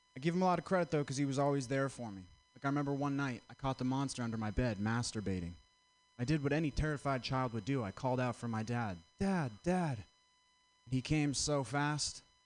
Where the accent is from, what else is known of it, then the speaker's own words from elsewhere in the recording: Vermont, United States; I'm from Vermont